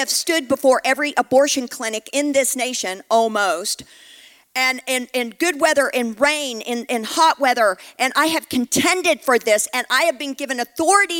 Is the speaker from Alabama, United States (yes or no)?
no; Texas, United States; I'm from Texas